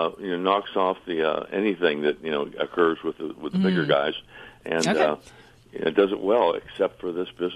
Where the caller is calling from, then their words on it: Fayetteville, North Carolina, United States; I am calling from the Fayetteville, Fort Bragg part of North Carolina.